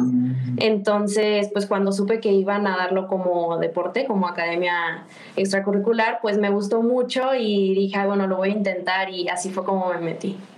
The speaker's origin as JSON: {"language": "Spanish", "town": "Guadalajara", "region": "Jalisco", "country": "Mexico", "also_born_or_lived": "Mexico City", "moved": "as an adult", "said": "Soy de Guadalajara, aquí pues está mi casa, mi familia"}